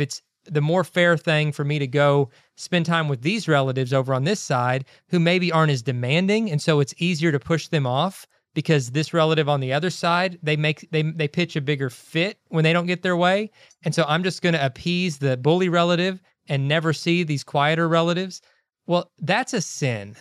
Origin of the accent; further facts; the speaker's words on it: Kentucky, United States; moved away; We grew up in Kentucky